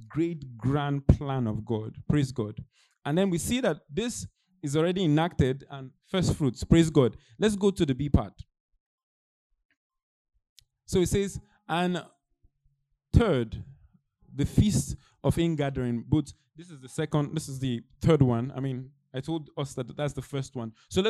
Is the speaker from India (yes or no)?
no; Nigeria; moved away; I'm Nigerian. It's like me return back to Nigeria